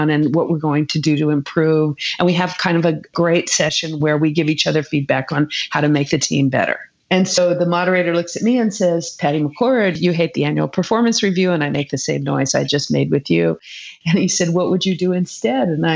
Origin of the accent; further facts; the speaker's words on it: California, United States; I'm a Californian